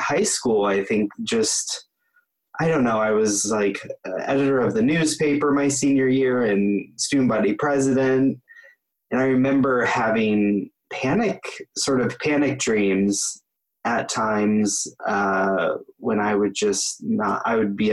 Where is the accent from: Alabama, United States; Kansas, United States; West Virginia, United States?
Kansas, United States; Topeka; I grew up in Topeka, Kansas, you know, which is middle of the country.